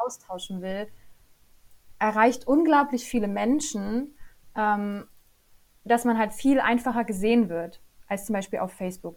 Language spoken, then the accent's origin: German; Upper Lusatia, Saxony, Germany; Ich komme aus der schönen Oberlausitz, ganz im Osten von Deutschland